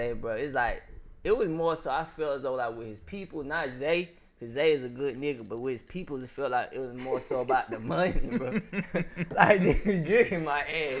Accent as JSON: {"language": "English", "town": "Atlanta", "region": "Georgia", "country": "United States", "also_born_or_lived": "South Carolina", "said": "I'm from Atlanta. I went to school in South Carolina"}